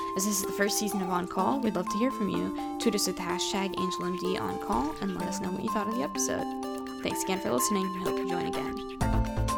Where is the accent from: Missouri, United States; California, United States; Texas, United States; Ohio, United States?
California, United States; Silicon Valley; growing up in Silicon Valley